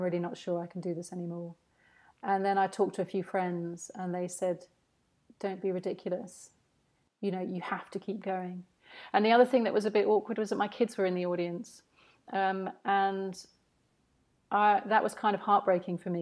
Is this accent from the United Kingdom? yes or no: yes; St Albans, East of England, United Kingdom; my hometown of St Albans